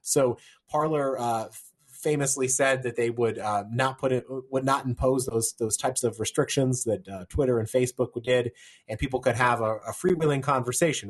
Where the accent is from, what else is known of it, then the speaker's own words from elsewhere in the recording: Virginia, United States; in my home state of Virginia